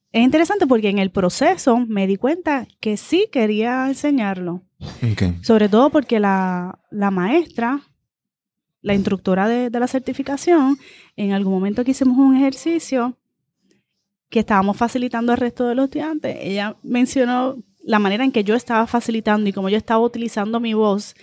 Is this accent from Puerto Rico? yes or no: yes; Guaynabo, Puerto Rico; Mi familia de parte de padres de Guaynabo, así que me crié casi toda mi vida en, en Y fui aquí a las escuelas públicas de Guaynabo